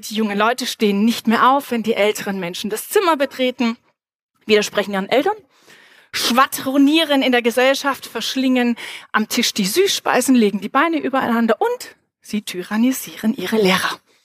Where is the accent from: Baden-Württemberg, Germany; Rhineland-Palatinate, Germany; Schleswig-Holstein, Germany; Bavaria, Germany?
Baden-Württemberg, Germany; Reutlingen; moved away; ich bin ganz in der Nähe aufgewachsen und zwar in Reutlingen